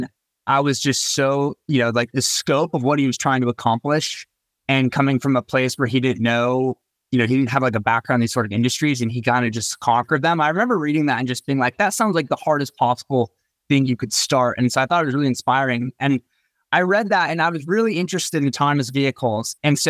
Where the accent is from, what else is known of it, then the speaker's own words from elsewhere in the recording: Bay Area, California, United States; moved away as an adult; also born or lived in Los Angeles; I'm from the Bay Area and I moved down to Los Angeles to go to school at UCLA.